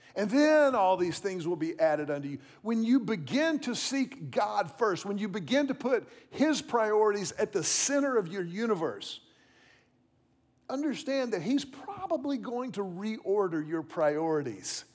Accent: Houston, Texas, United States; I was about sixteen years old. I was growing up in Houston

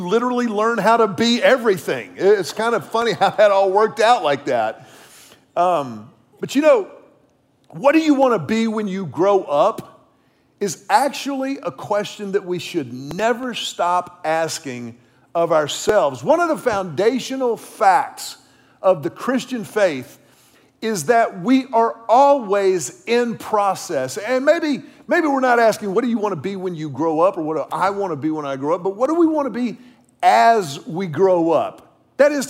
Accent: Houston, Texas, United States; when I was a little guy growing up in Houston

